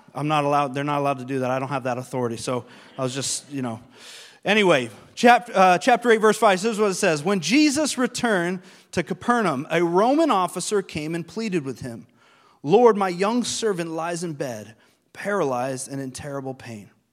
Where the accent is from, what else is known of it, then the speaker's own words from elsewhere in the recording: Vermont, United States; moved away as an adult; also born or lived in Long Island, New York; I'm from Vermont, which is not a very diverse place.